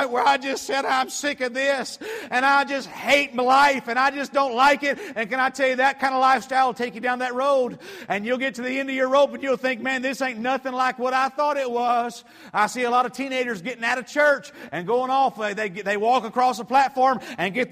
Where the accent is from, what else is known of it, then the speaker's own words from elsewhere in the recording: Atlanta, Georgia, United States; I grew up in Metro Atlanta, and I grew up in a typical family